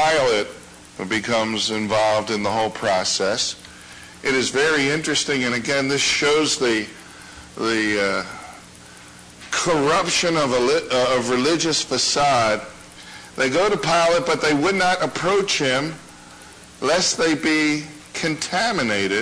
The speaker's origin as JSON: {"language": "English", "town": "Baltimore", "region": "Maryland", "country": "United States", "tie": "born or raised there", "moved": "yes", "said": "Mel and I grew up in Baltimore"}